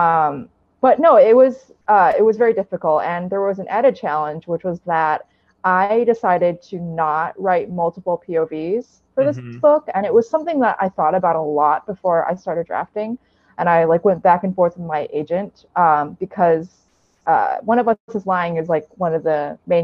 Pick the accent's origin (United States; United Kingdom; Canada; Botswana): United States; I'm Chinese American